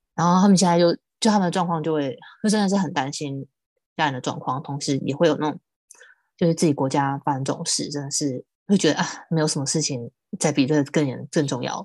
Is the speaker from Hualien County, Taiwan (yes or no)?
no; Tainan, Taiwan; 我是台南人